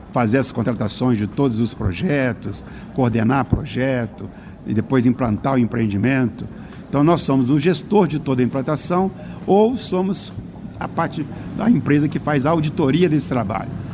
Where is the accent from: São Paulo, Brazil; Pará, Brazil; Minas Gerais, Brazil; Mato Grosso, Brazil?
Minas Gerais, Brazil; Juiz de Fora; moved away as an adult; also born or lived in Guidoval, Minas Gerais / Volta Redonda, Rio de Janeiro; now in Belo Horizonte, Brazil; Eu sou filho da Zona da Mata Mineira, numa cidadezinha chamada Guidoval. Criado, fui criado em Juiz de Fora